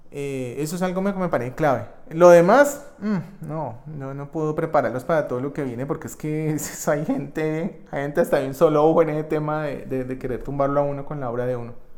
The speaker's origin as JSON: {"language": "Spanish", "country": "Colombia", "tie": "born or raised there", "said": "mi experiencia en este país, que es el país donde yo nací y crecí"}